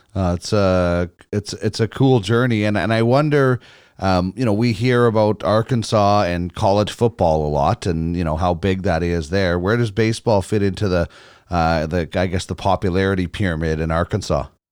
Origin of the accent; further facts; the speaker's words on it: Manitoba, Canada; I grew up in Manitoba